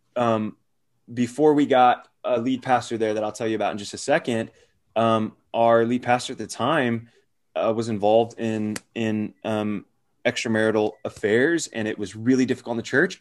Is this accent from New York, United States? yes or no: no; Arizona, United States; moved away; also born or lived in Phoenix / Gwinnett, Georgia; those of us that are from Arizona, including myself